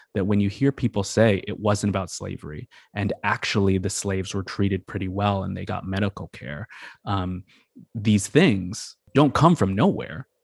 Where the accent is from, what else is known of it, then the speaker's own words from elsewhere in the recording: Massachusetts, United States; moved away as an adult; also born or lived in New York area / New Orleans; I grew up in Massachusetts and, uh, sort of the New York area.